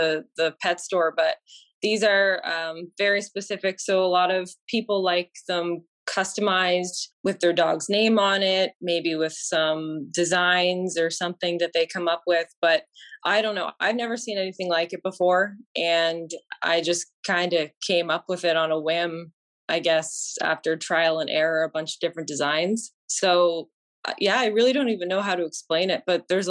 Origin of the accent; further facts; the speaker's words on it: Windsor, Ontario, Canada; I'm from Windsor